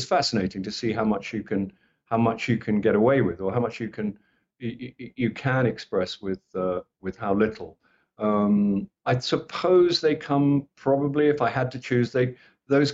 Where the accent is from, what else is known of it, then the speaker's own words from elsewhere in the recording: England, United Kingdom; I'm from England